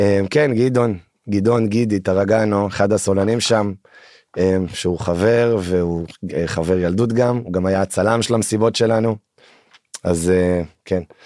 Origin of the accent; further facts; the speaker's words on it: Alon HaGalil, Northern District, Israel; moved away as an adult; now in Tel Aviv, Israel; במקור מעמק יזרעי, גדלתי בצפון, מתגורר בתל אביב בשש השנים האחרונות.